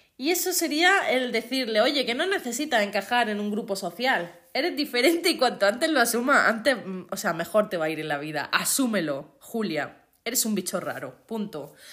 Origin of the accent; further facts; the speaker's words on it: Andalusia, Spain; accent: Andalusian; yo soy andaluza. Los que seáis de fuera de España, pues Andalucía es eh, la parte del sur de España y tenemos un acento pues diferente